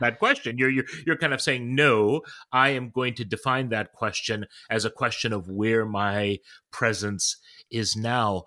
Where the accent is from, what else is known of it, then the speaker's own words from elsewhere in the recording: Toronto, Ontario, Canada; now in New Haven, United States; I was born in Toronto, Canada